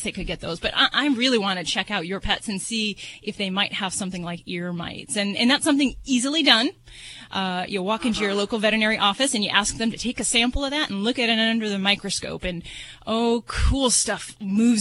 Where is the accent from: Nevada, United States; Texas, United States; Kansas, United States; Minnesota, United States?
Nevada, United States; Las Vegas; I'm from Vegas